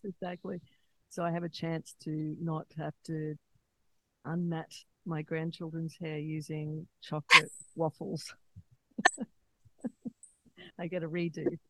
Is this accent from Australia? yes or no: yes; Australia; moved away; also born or lived in United States; living in America, because I'm from Australia originally